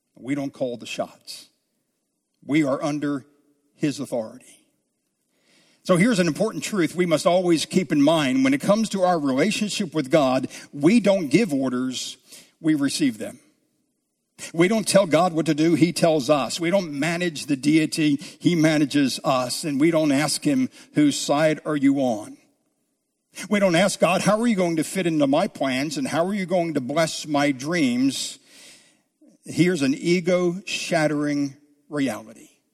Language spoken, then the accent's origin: English; south of the Mason-Dixon line, United States; also born or lived in New Jersey; I grew up south of the Mason-Dixon line where football was king